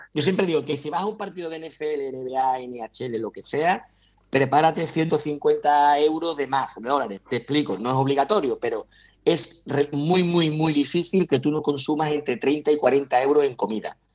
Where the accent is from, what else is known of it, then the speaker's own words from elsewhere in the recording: Huelva, Andalusia, Spain; yo sabes que soy de Huelva y vivo en Huelva